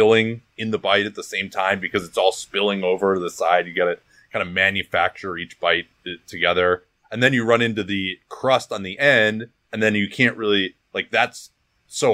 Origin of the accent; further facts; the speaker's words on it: United States; as an American